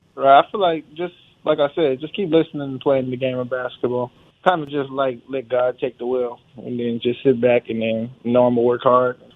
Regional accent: California, United States; moved away as an adult; now in Charlotte, United States; we from Cali

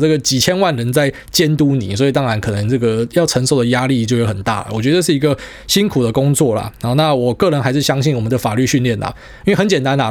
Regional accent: Miaoli County, Taiwan; 我不会有那种什么苗栗人的自卑感

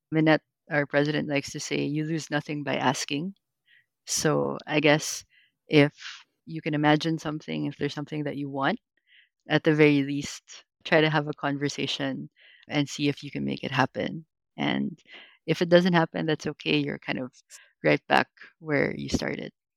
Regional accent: Philippines; Filipino growing up in the Philippines.

